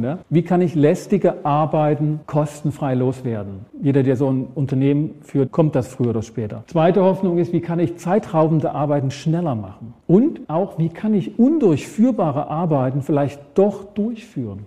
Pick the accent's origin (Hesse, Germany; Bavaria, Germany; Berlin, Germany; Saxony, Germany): Saxony, Germany; Ore Mountains; Ich komme aus dem Erzgebirge, Berge, da musste ich oft schieben als Kind.